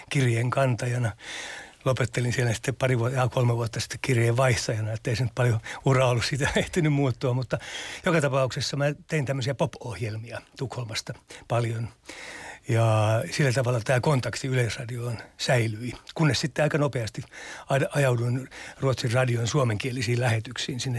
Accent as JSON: {"language": "Finnish", "region": "Lapland", "country": "Finland", "said": "kyllä mä nyt itseäni peräpohjalaisena pidän"}